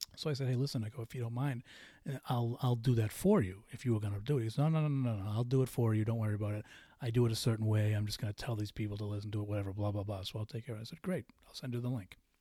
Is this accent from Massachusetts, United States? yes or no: yes; Boston, Massachusetts, United States; I'm from Boston.